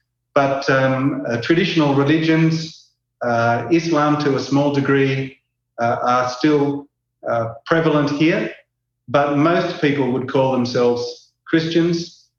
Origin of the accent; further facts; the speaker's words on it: Australia; moved away as an adult; now in Juba, South Sudan; I'm an Australian. You might pick that up from my strange accent. I'm here in South Sudan, in Juba